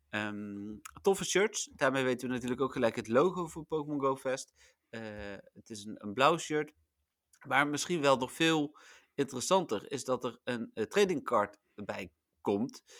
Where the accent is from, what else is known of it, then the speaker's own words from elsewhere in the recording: Netherlands; wij zijn Nederlanders